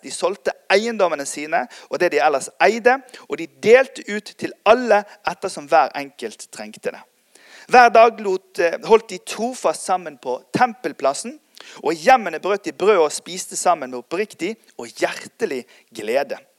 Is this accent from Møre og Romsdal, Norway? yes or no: no; Bergen, Vestland, Norway; also born or lived in United States; Jeg er oppvokst sjøl i Tabernaklet Bergen, Norges nest største pinsemenighet